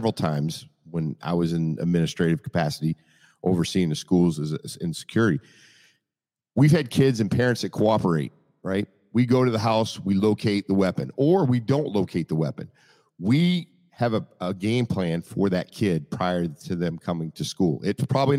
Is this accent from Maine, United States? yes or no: yes; Maine, United States; when I grew up, I'm from Maine